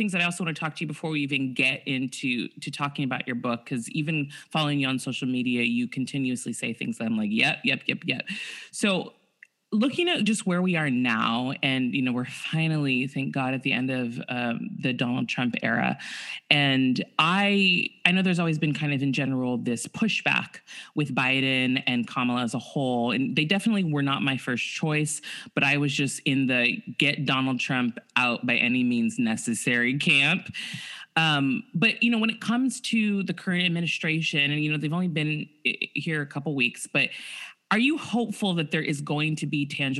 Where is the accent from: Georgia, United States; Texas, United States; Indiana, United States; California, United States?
California, United States; Santa Barbara; I grew up in Santa Barbara